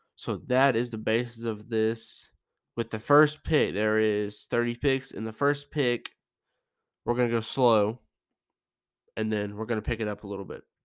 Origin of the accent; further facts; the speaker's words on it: Charlotte, North Carolina, United States; my hometown, Charlotte, North Carolina